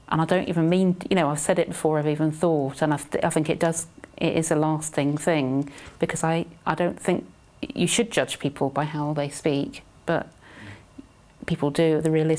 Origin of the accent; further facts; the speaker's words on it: Surrey, South East England, United Kingdom; accent: southeast, quite BBC English; I was born in Surrey, and I've got two older sisters and a younger brother.